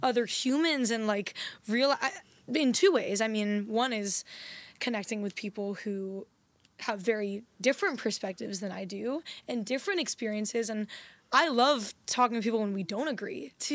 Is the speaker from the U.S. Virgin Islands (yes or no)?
yes; U.S. Virgin Islands; moved away; also born or lived in San Diego; I was born in San Diego, and then I actually grew up in the Virgin Islands.